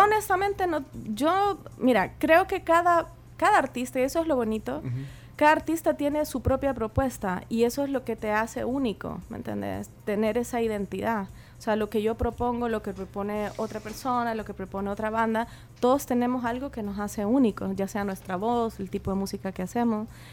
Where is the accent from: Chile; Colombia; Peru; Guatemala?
Chile; como yo también soy chilena